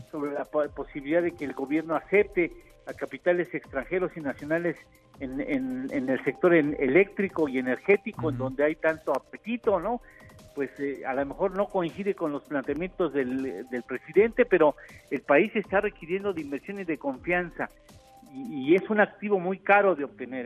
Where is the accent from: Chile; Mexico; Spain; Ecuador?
Mexico